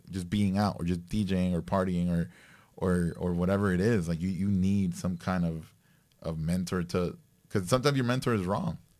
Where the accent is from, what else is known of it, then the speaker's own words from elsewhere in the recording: Nicaragua; I grew up, I grew up in Nicaragua